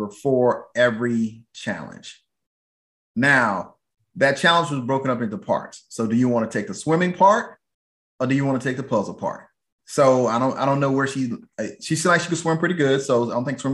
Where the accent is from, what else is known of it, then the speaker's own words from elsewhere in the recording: Atlanta, Georgia, United States; now in Texas, United States; I'm from Atlanta